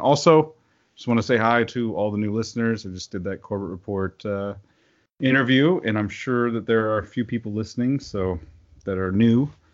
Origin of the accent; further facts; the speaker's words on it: Oklahoma, United States; moved away; I grew up in Oklahoma